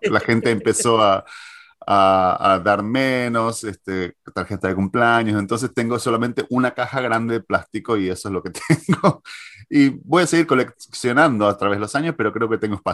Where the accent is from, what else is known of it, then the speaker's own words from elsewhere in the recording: Argentina; now in United States; Yo me acuerdo que cuando me mudé desde Argentina hacia Estados Unidos, en el 2001, la mitad lo que más me traje fueron esos recuerdos.